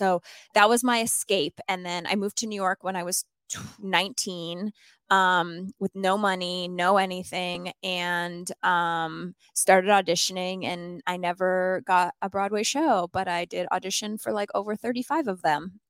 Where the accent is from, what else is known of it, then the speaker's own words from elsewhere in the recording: Sherwood Park, Alberta, Canada; It's called Sherwood Park, and I grew up in this in Canada